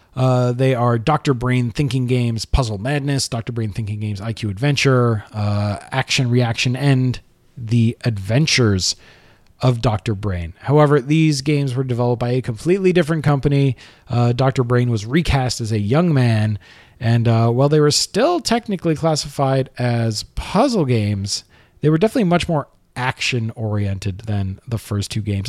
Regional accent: Canada; I am also Canadian and my taxes also pay for the C B C

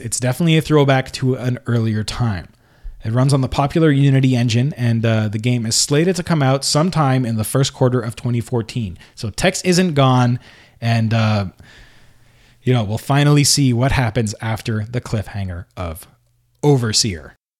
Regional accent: Canada; I was born in Canada and I always kind of lived in a place where I spoke the language

